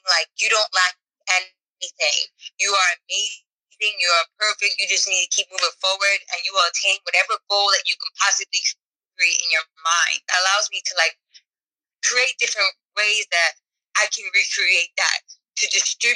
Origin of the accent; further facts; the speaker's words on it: New York, United States; I'm Afro-Latina, so I'm Dominican, I'm Haitian, I'm from New York